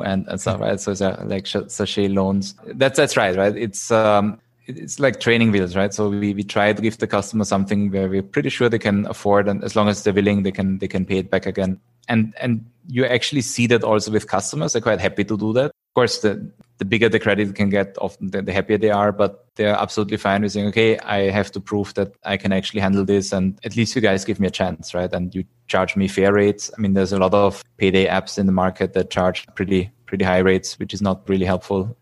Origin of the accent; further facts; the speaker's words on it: Vienna, Austria; moved away as an adult; also born or lived in United States / Zurich / Singapore; now in Philippines; I'm originally from Austria, from Vienna